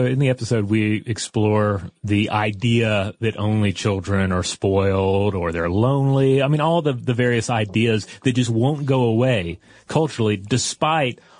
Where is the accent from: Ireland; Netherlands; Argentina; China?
China; I thought I'd share some experiences from growing up in China as an only child in the '90s.